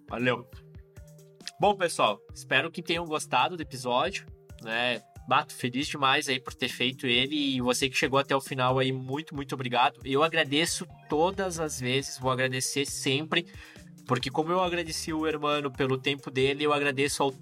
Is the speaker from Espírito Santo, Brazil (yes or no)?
no; Rio Grande do Sul, Brazil; Sou carnívoro, sou gaúcho, então tu sabe, né?